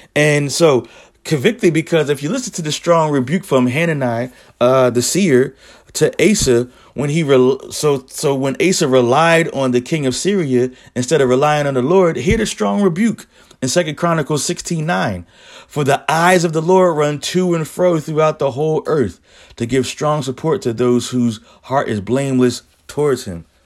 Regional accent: Philadelphia, Pennsylvania, United States; I'm from Philly.

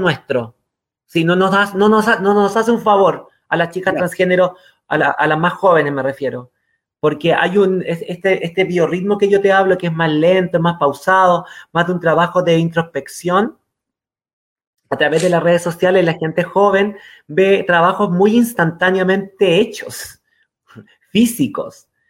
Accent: Quilpué, Valparaíso, Chile; also born or lived in Viña del Mar / San Felipe / Catemu; nos fuimos a vivir a una zona dentro de Viña del Mar, porque yo soy Viña del Mar, a un un lugar más rural dentro, dentro de Viña del Mar, que era Quilpué

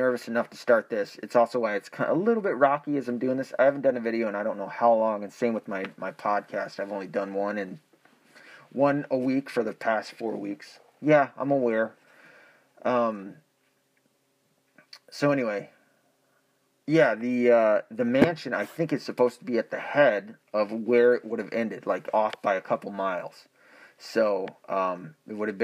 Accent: the Ozarks, United States; I was born in the Ozarks.

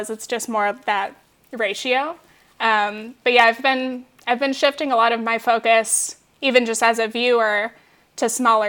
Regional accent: Orange County, California, United States; moved away; I was from Orange County

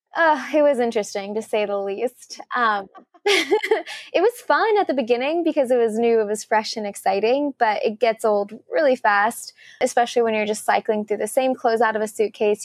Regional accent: Sugar Land, Texas, United States; moved away as an adult; also born or lived in Korea; now in New York, United States; my hometown, which when I tell people I'm from Sugarland

